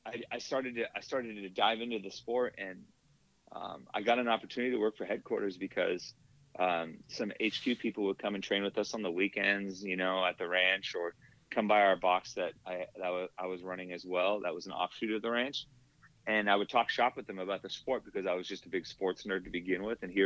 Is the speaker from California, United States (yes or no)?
yes; Salinas, California, United States; where I grew up in Salinas